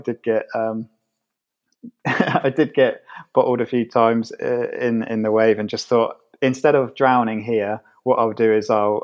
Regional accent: Somerset, South West England, United Kingdom; moved away as an adult; now in London, United Kingdom; I'm from Somerset, and at the moment I'm living in London

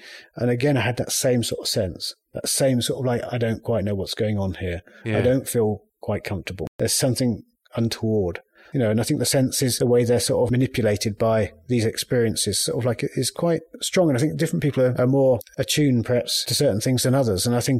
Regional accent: United Kingdom; I mean, historically, being British, that exoticism, that sort of like is very strong.

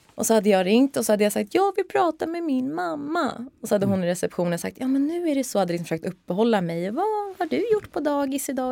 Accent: Stockholm, Stockholm County, Sweden; där är jag uppvuxen med eh, min mamma och min pappa

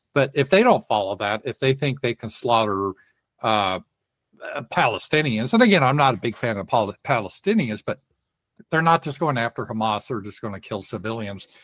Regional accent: Colorado, United States; now in Arkansas, United States; I was raised in Colorado

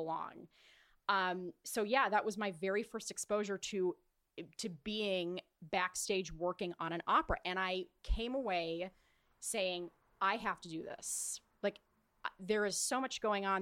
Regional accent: Orange County, California, United States; I grew up in Orange County.

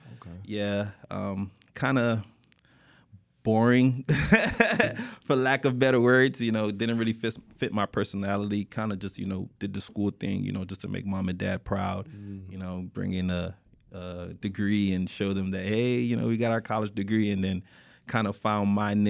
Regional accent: Miami, Florida, United States; born and raised in Miami, Florida, graduate of North Miami Beach Senior High. NMB in the building, you guys already know.

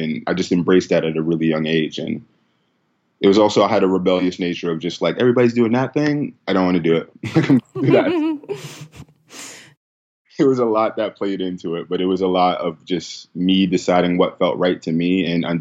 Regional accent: New York City, New York, United States; I was born and raised in the Bronx

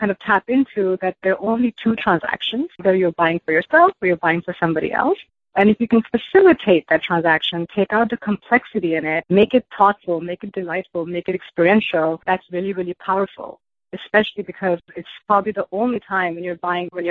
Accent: India; moved away as an adult; I grew up in India. I came here for my undergrad

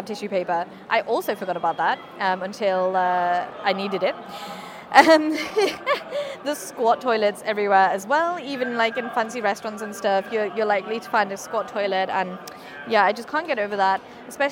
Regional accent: United Kingdom; moved away; also born or lived in Tainan / Beijing; I'm being so British

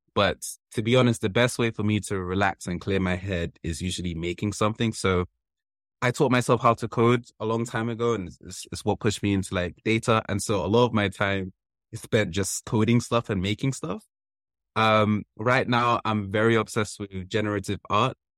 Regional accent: London, United Kingdom; also born or lived in Wembley; my childhood place where I grew up in Kilburn

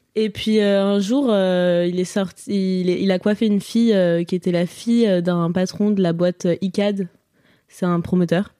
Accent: near Lyon, Auvergne-Rhône-Alpes, France; also born or lived in Courbevoie, Hauts-de-Seine, France; je suis née à Courbevoie dans le 92 et après on est parti vivre à Serbonne, dans Lyon du coup, dans une maison avec des champs de tournesol géants en face

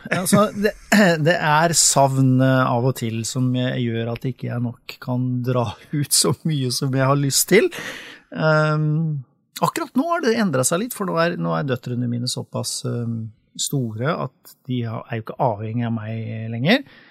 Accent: Sarpsborg, Østfold, Norway; now in Sørumsand, Norway; jeg er oppvokst i Sarpsborg

